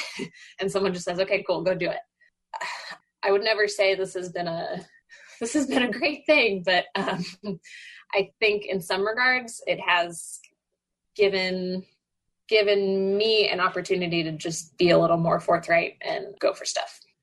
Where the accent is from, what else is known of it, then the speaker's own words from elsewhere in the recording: Dallas, Texas, United States; moved away; I grew up in Dallas